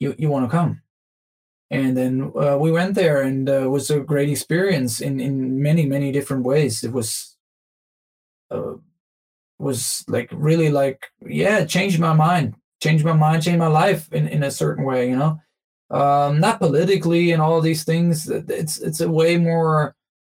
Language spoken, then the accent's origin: English; Germany; growing up in Germany